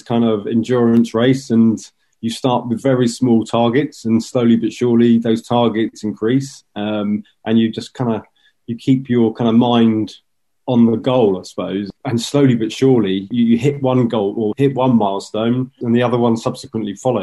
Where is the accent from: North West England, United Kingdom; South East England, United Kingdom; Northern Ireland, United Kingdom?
South East England, United Kingdom; Southampton; where I grew up in Southampton